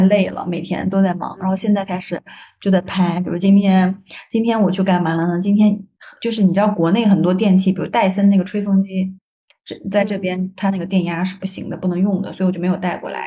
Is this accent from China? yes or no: yes; China; moved away as an adult; now in Canada; 我们中国人